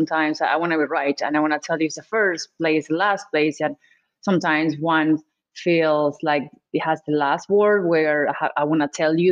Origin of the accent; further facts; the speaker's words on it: Argentina; I'm from Argentina.